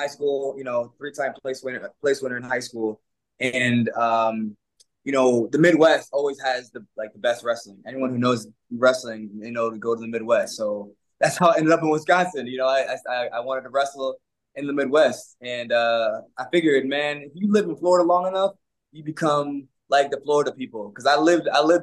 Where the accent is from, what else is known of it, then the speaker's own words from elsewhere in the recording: Jamaica; moved away; also born or lived in Brooklyn, New York; I'm from Jamaica